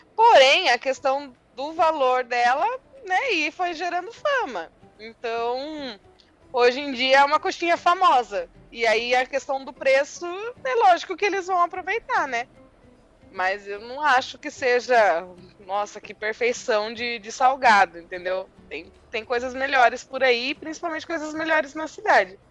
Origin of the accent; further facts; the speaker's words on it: Sorocaba, São Paulo, Brazil; also born or lived in Votorantim; eu sempre morei aqui, sempre Votorantim, Sorocaba, que é basicamente uma coisa só.